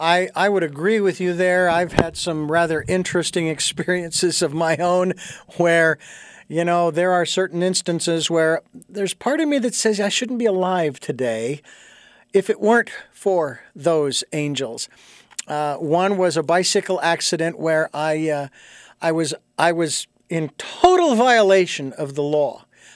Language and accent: English; Phoenix, Arizona, United States; I mean, I grew up in Phoenix and I was surrounded by all those reservations and everything, right?